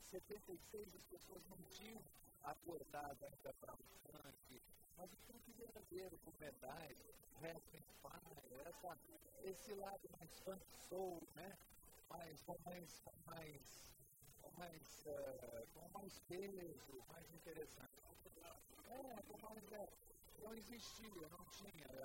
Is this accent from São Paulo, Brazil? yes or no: yes; São Paulo, Brazil; eu sou de São Paulo, já ouvi vocês muito em São Paulo